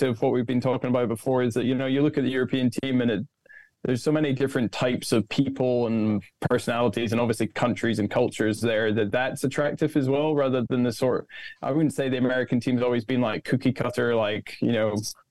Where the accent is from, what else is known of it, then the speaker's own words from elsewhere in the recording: Scotland, United Kingdom; moved away as an adult; also born or lived in Florida; I'm from Scotland.